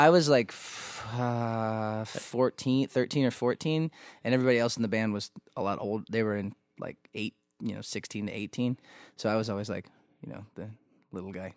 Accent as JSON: {"language": "English", "region": "Missouri", "country": "United States", "tie": "born or raised there", "said": "growing up in Missouri"}